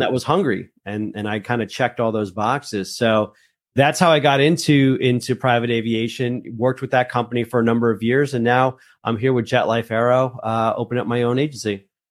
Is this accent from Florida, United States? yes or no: no; northern New Jersey, United States; also born or lived in Colombia; I'm actually from Colombia. Uh, that's where I was born, but I was raised in, in, in northern New Jersey.